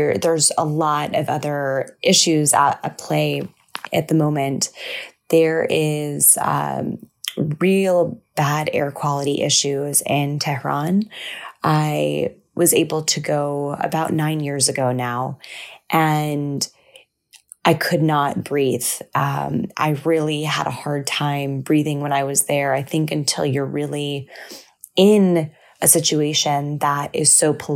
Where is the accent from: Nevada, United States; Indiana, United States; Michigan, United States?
Michigan, United States; now in New York City, United States; I am an Iranian-American. I was born in Michigan and now live in New York City